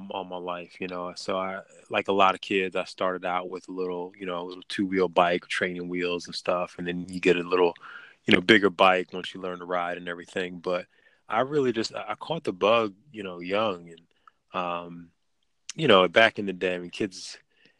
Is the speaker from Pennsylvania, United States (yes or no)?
yes; Philadelphia, Pennsylvania, United States; moved away as an adult; now in Maryland, United States; So I'm originally from Philly. Was born in like North Philly, and family's still up there. And then I moved actually out to the county right outside of Philly.